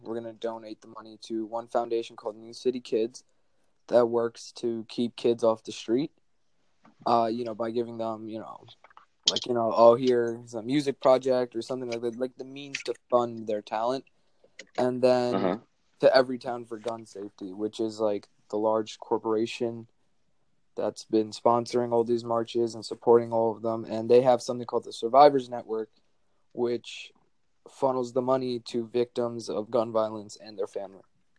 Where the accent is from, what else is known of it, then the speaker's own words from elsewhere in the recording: Jersey City, New Jersey, United States; I'm a senior from Jersey City, New Jersey, and I go to McNair Academic High School.